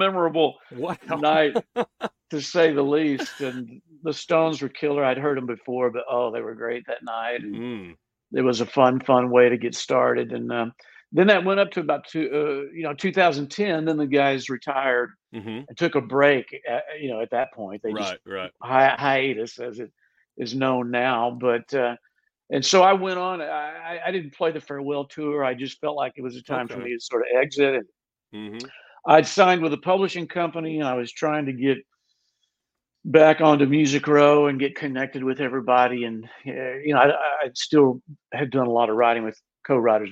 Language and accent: English; Austin, Texas, United States; growing up in Austin forever